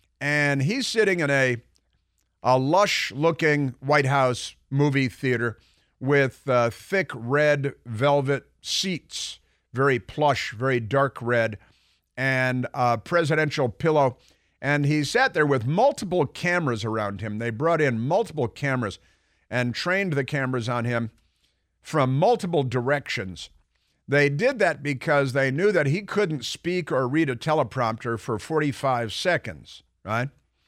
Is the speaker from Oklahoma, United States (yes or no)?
no; Chicago, Illinois, United States; also born or lived in New York / Milwaukee / Santa Barbara; I grew up mostly in Chicago, New York, a little Milwaukee, but Chicago's real cold.